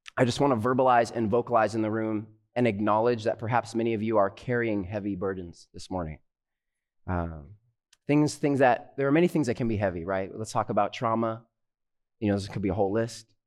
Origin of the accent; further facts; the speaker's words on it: Southern California, United States; I'm a pastor from Southern California, currently studying at Andrews University Theological Seminary